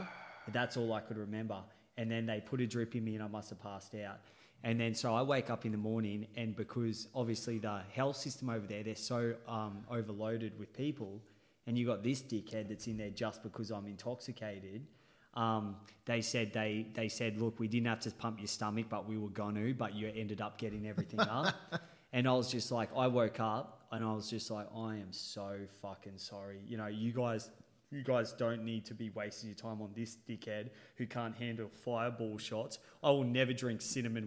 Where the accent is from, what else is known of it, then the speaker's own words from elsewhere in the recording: Australia; I'm Australian